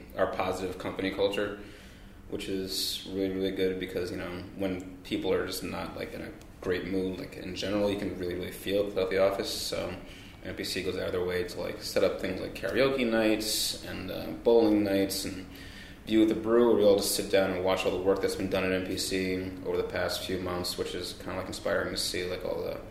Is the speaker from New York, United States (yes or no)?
yes; Long Island, New York, United States; As far as being in New York, I grew up in Long Island